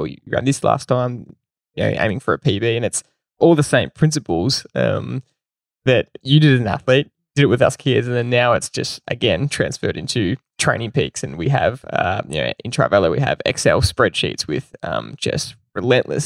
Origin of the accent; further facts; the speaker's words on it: Belgrave, Victoria, Australia; we grew up in Belgrave